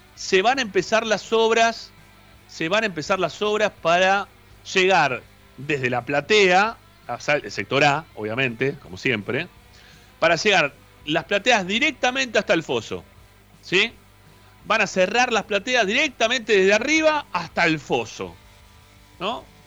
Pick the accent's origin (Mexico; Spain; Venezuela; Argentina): Argentina; Monte Grande, Buenos Aires Province; yo soy de la zona, yo soy de Monte Grande, soy del partido de Esteban Echeverría